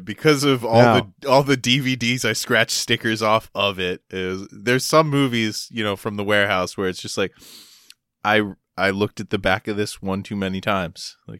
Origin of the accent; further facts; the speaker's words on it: Delaware, United States; born there; I'm like half Delaware. I was born in Delaware, so like I'm a Delawarean.